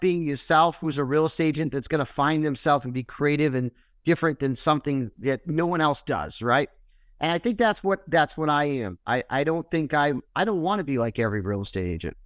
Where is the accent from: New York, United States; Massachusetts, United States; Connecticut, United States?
Massachusetts, United States; Boston; moved away; also born or lived in Syracuse; I wasn't from Syracuse. I'm originally from Boston. So I moved to Syracuse.